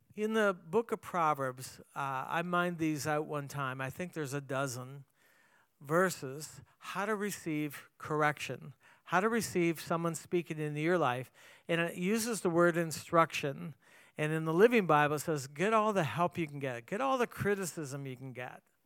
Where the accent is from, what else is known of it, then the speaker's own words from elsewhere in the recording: Canada; moved away; I grew up in Canada